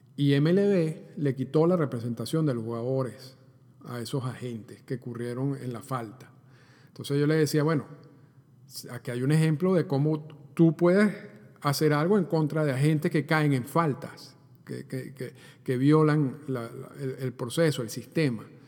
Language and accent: Spanish; Venezuela; cuando yo crecí en Venezuela, bueno, yo, yo, yo soy de Venezuela